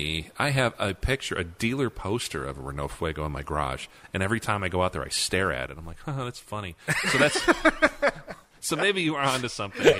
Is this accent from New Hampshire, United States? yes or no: no; Chicago area suburbs, Illinois, United States; growing up in the Chicago area in the suburbs